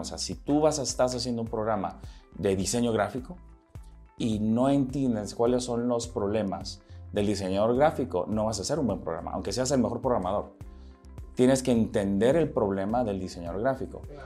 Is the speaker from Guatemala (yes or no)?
yes; Guatemala; moved away as an adult; also born or lived in Nicaragua / United States; yo nací en Nicaragua. y este, a los seis meses de edad mis padres se mudan a Guatemala. Yo aquí crecí en Guatemala. Crecí toda mi niñez